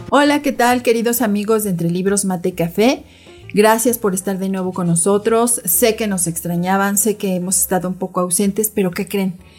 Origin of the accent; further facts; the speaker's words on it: Mexico City, Mexico; yo también soy de la Ciudad de México y también así en un, en un barrio popular